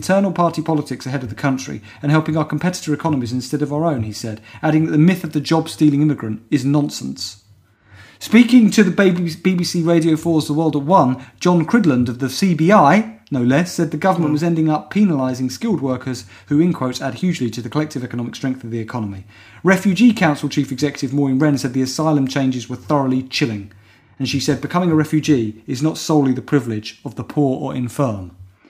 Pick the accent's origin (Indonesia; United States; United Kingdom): United Kingdom; I'm British. I'm proud to be British.